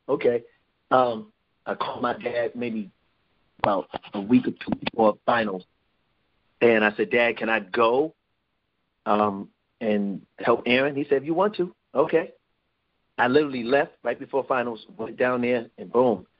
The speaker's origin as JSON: {"language": "English", "town": "New York City", "region": "New York", "country": "United States", "tie": "born or raised there", "also_born_or_lived": "Roosevelt, Long Island, New York / Hempstead, New York", "said": "I grew up in Brooklyn and Roosevelt, Long Island"}